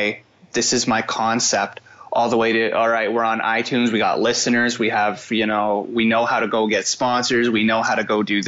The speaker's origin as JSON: {"language": "English", "town": "Fredericton", "region": "New Brunswick", "country": "Canada", "tie": "born or raised there", "said": "I live in Fredericton, which is, you know, my hometown. I grew up here from the tender age of like 3 or 4 years old"}